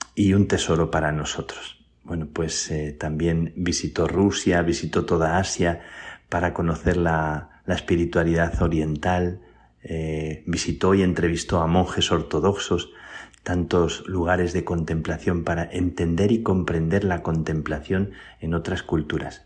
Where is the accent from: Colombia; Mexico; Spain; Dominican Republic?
Spain; la gente cuando sabe que soy español